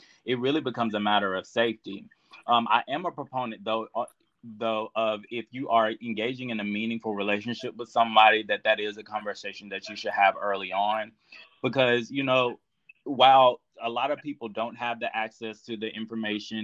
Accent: Alabama, United States; moved away; I go home. I'm from Alabama. I go home and I still have family members

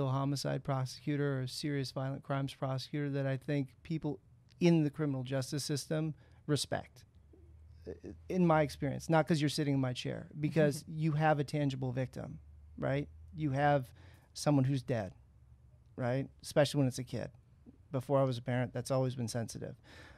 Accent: San Francisco, California, United States; now in San Diego, United States

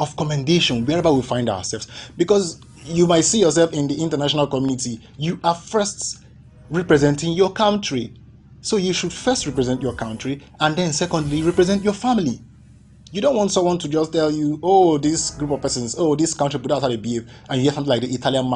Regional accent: Ikwerre, Rivers State, Nigeria; I'm from Ikwerre

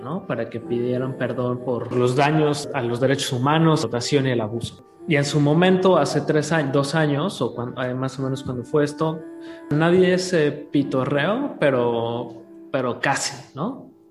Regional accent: Mexico; nosotros como mexicanos

